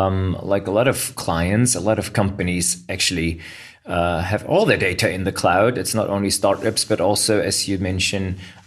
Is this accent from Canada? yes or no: no; Berlin, Germany; I'm a tech lawyer in Berlin and already look forward to seeing many international colleagues in my hometown.